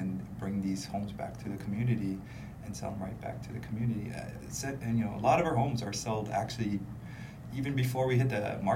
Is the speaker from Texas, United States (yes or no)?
no; Hawaii, United States; I'm not Hawaiian. I'm born and raised, but I'm not Hawaiian